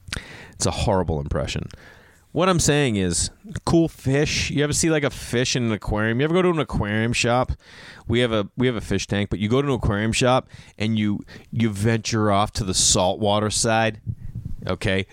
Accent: Boston, Massachusetts, United States; moved away; also born or lived in New York / Los Angeles; I grew up in Boston

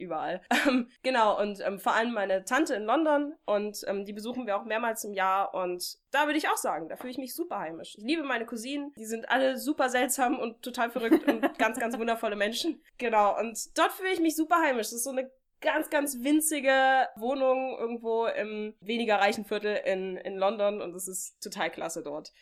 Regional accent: Ferrara, Emilia-Romagna, Italy; German is a second language; moved away as an adult; now in Germany; ich komme aus Ferrara

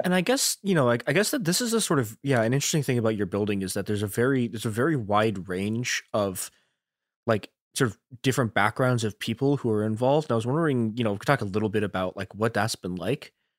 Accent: Chicago, Illinois, United States; my hometown, Chicago

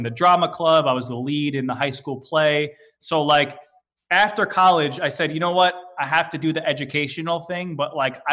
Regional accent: New York City, New York, United States; I'm from Staten Island, New York

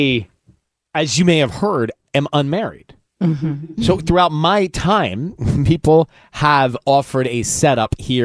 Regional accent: Southeast, United States; now in California, United States; I guess I grew up in the Southeast

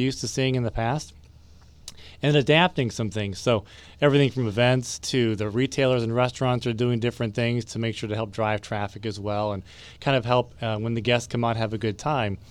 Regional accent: Ohio, United States; moved away; I come from Ohio, so we have a, some very good, uh, Indian cuisine up there as well

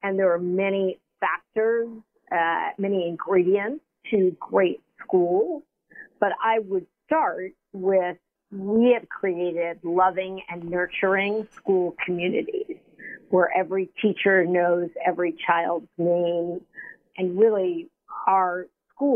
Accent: New York City, New York, United States; growing up in Harlem, going to District 5 schools

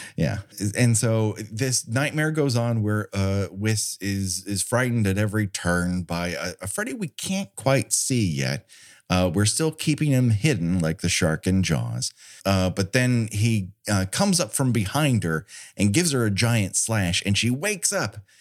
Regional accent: Southern California, United States; I grew up in Southern California

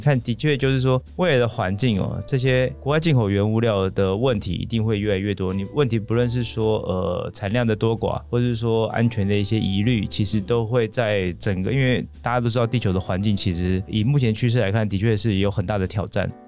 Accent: Taiwan; 但因为我们台湾人从小吃肉松面包长大的。

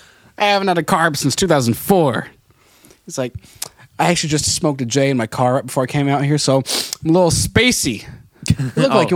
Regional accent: Lompoc, California, United States; I go, Lompoc.

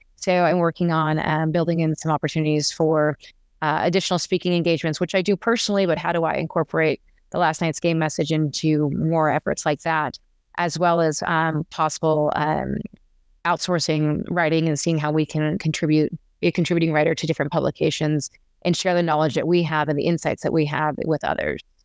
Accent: Las Vegas, Nevada, United States; also born or lived in Arizona; I am a native Las Vegas, a person from Las Vegas

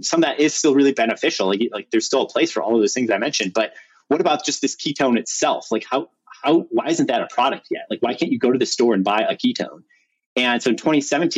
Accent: Chicago, Illinois, United States; moved away; also born or lived in Stanford; I'm from Chicago originally, went to public school

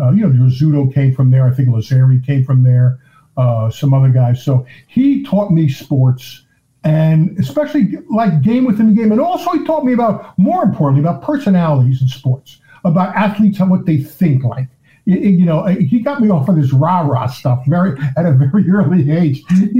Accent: Union, New Jersey, United States; I was actually born in Newark, New Jersey, but we moved to Union at a young age.

